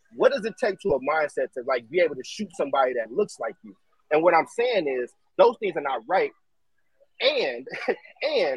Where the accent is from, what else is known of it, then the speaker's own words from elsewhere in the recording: Oakland, California, United States; now in Chicago, United States; I grew up in Oakland and I live in Chicago